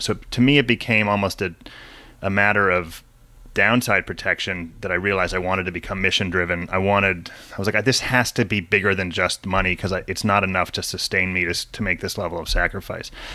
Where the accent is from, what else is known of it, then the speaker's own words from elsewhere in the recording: San Diego, California, United States; also born or lived in Washington; I grew up mostly in San Diego